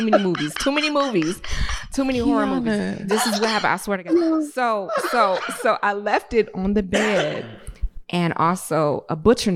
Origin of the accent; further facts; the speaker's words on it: Detroit, Michigan, United States; I'm from Detroit.